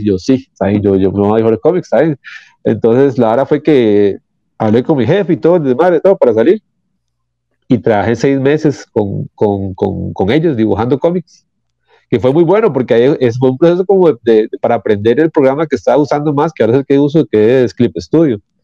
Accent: San Rafael, Costa Rica; soy de San Rafael

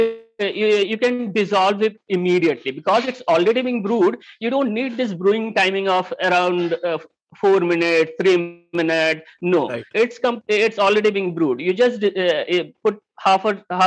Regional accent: Mumbai, Maharashtra, India; I'm born and brought up in Mumbai.

